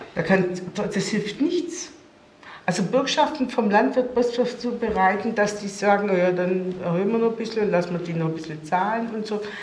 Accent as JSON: {"language": "German", "town": "Stuttgart", "region": "Baden-Württemberg", "country": "Germany", "also_born_or_lived": "Kreuzberg, Berlin", "moved": "yes", "lives_now": "Berlin, Germany", "said": "wo ich herkomme aus Cannstatt"}